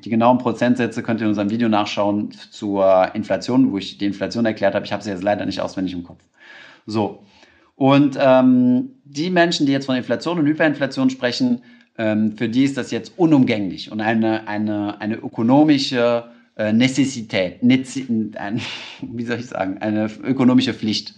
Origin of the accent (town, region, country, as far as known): Germany